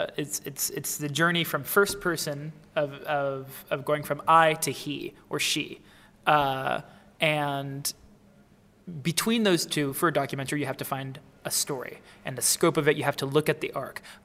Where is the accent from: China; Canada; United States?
United States; an American